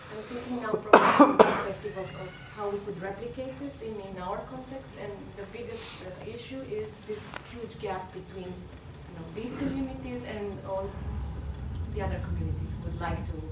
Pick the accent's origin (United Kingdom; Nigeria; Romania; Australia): Romania; I'm from Romania.